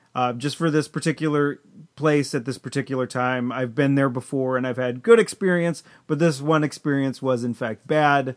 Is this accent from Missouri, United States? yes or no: no; Chelmsford, Massachusetts, United States; we grew up here in Chelmsford.